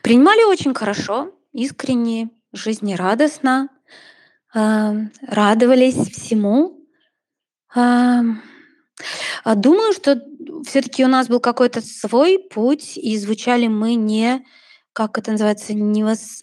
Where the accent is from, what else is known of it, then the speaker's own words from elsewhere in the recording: Vitebsk, Vitebsk Region, Belarus; мы родом из Витебска обе